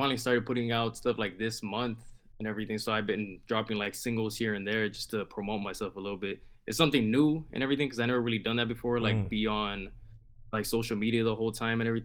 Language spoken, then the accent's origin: English; Los Angeles, California, United States; accent: LA Mexican; From Los Angeles